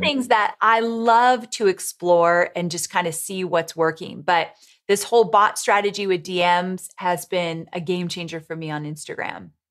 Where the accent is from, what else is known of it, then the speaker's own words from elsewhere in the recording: Orange County, California, United States; moved away as an adult; also born or lived in San Diego, California; now in Nashville, United States; I grew up in Orange County, California, and then I lived in San Diego when I worked with Tony for so long